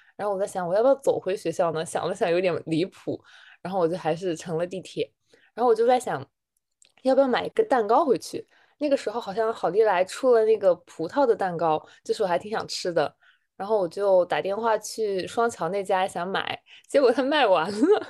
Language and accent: Chinese; northern China, China; 我的北方人